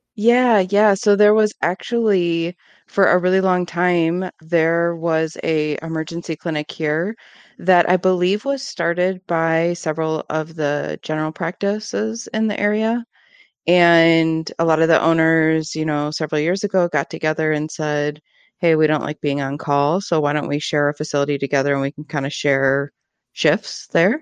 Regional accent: Ann Arbor, Michigan, United States; I grew up in Ann Arbor. I'm from this area.

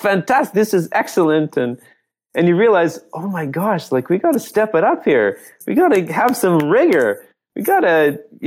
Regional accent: Canada; our country, in Canada

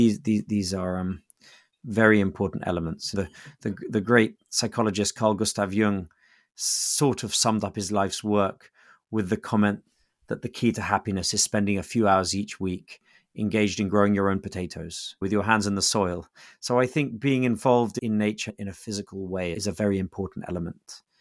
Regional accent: England, United Kingdom; I'm English.

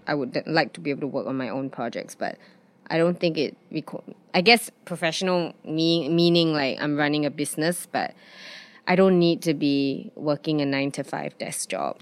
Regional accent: Singapore; also born or lived in London; growing up in Singapore, it was, it's some, rent is something I never have to worry about.

